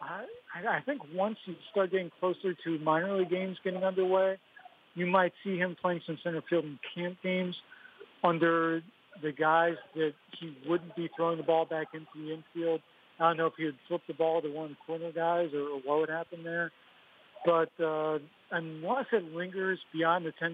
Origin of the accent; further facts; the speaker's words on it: outside Pittsburgh, Pennsylvania, United States; moved away; I grew up in Pennsylvania. I grew up a little bit outside of Pittsburgh, so I grew up a Penguins fan